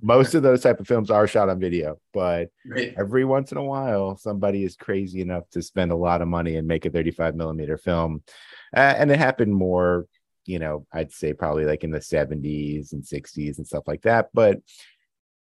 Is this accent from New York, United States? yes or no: yes; New York City, New York, United States; being a New Yorker